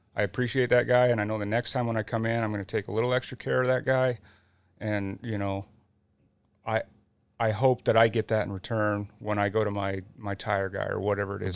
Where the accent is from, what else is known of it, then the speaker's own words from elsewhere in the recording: Utah, United States; growing up in Utah and being around it and having family that is in it